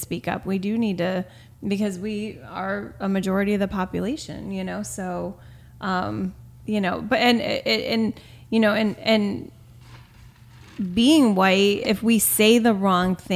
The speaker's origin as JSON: {"language": "English", "region": "New York", "country": "United States", "said": "I'm from New York"}